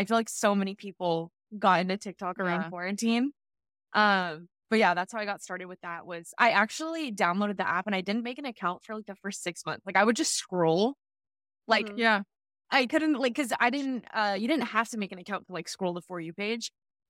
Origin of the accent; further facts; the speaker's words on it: California, United States; moved away as an adult; now in Los Angeles, United States; I was like, I need to, not that there's anything wrong with my hometown. Like, I love Northern California, but I had lived, I've been there for 18 years.